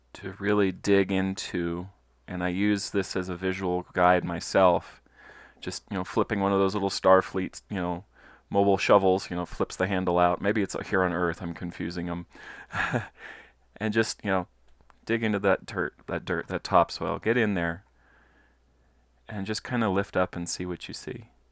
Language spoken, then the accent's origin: English; Colorado Springs, Colorado, United States; I'm a Colorado native. I was born and raised in Colorado Springs